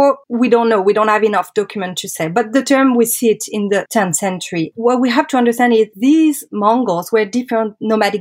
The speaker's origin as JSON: {"language": "English", "town": "Paris", "region": "Île-de-France", "country": "France", "said": "I'm French. Actually, I'm from Paris"}